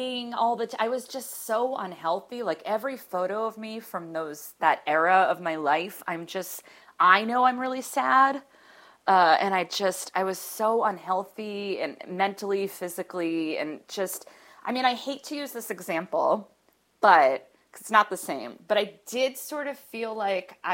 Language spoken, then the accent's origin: English; Boston, Massachusetts, United States; moved away as an adult; also born or lived in New York; now in Los Angeles, United States; I miss the East Coast. I'm from Boston. I'm an East Coast person